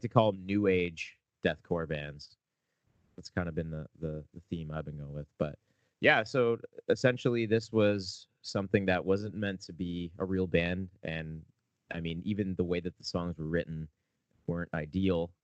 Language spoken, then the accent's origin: English; Canada; we're a Canadian band